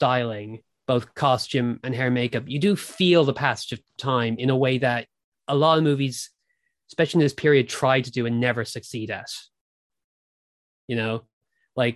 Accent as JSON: {"language": "English", "country": "Ireland", "tie": "born or raised there", "also_born_or_lived": "Britain", "moved": "yes", "lives_now": "United Kingdom", "said": "I grew up in Ireland. I live in Britain."}